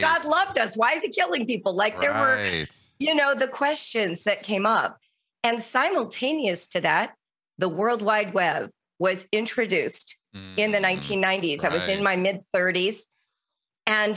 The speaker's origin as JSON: {"language": "English", "town": "Calabasas", "region": "California", "country": "United States", "tie": "born or raised there", "said": "I grew up in the Calabasas Park, so in the LA area in the 1970s over the canyon from Malibu"}